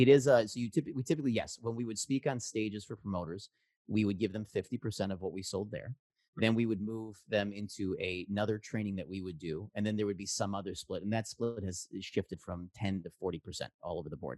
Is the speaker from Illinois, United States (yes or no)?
yes; Chicago, Illinois, United States; now in San Francisco Bay Area, United States; I grew up in Chicago in improv.